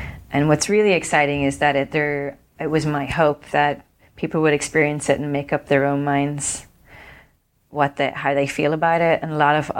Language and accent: English; Ireland; I grew up in Ireland